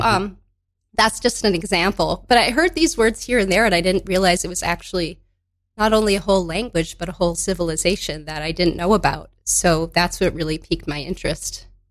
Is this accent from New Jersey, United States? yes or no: no; Madison, Wisconsin, United States; now in New York, United States; I grew up in Madison, Wisconsin.